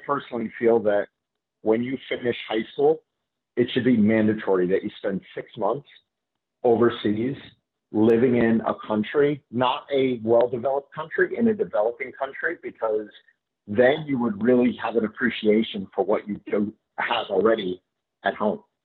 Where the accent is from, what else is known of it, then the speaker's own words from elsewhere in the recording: Fort Lauderdale, Florida, United States; I grew up in Fort Lauderdale